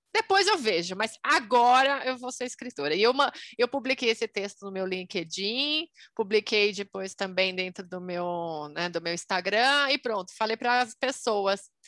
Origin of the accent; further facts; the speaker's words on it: Brazil; sou brasileira e economista